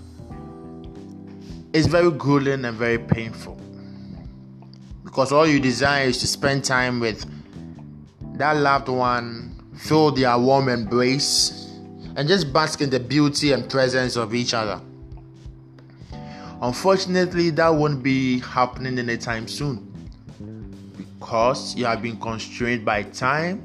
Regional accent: Ghana; from Ghana

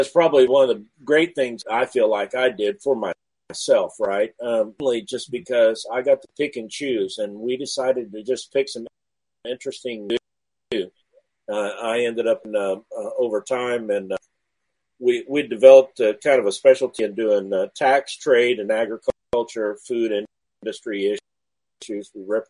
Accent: Southwest Missouri, United States; also born or lived in West Texas; I'm a farm kid. I was born in West Texas. My family moved farming operation from West, farming and cattle operation. I was born on a corn and cotton and a cattle. And we decided to move to Southwest Missouri

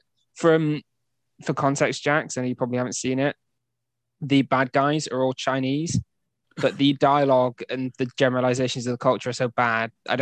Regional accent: United Kingdom; We're British nerds

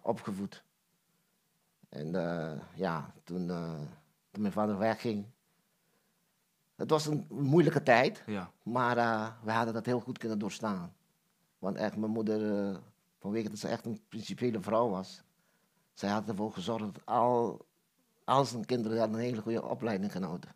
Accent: Curaçao; ik ben geboren in Curaçao. Ja. En eh, ik ben opgegroeid in een groot gezin

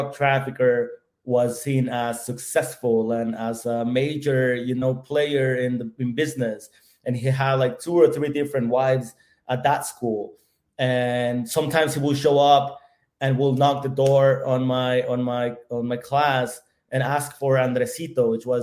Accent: Ciudad Juárez, Chihuahua, Mexico; now in United States; I was born and raised in Ciudad Juarez, Mexico, right at the border with El Paso, Texas.

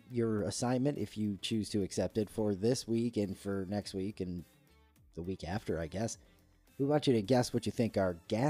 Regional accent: New York, United States; moved away; we're going to my home state.

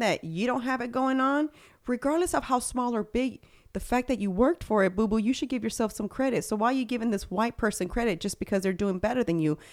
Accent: Houston, Texas, United States; accent: super Texan; I grew up in Spring Branch

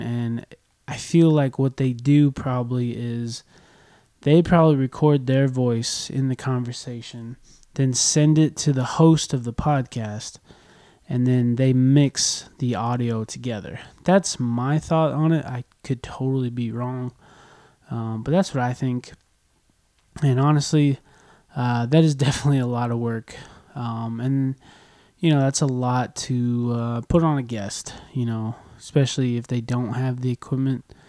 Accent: United States; also born or lived in California; I'm an American. I live in California

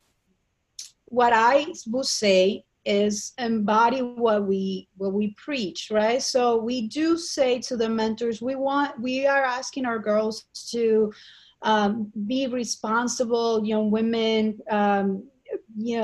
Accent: Colombia; moved away as an adult; now in New York City, United States; I grew up in Colombia

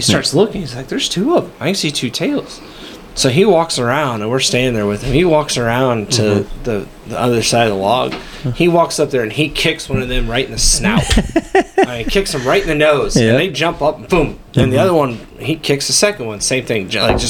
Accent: Peoria, Illinois, United States; we're all from the Peoria area.

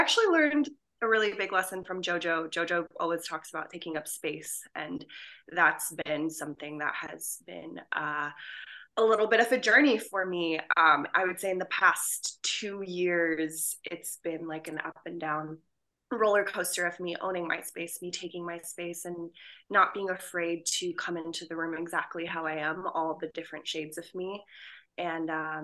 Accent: Pakistan; a Pakistani woman

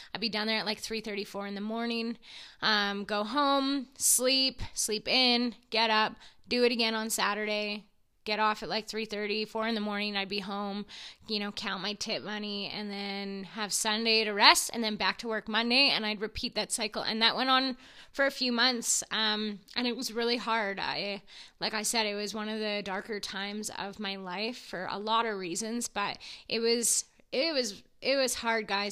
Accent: Edson, Alberta, Canada; Edson, my hometown

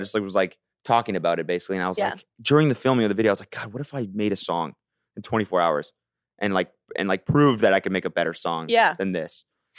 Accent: Canada; moved away as an adult; I was raised in Canada.

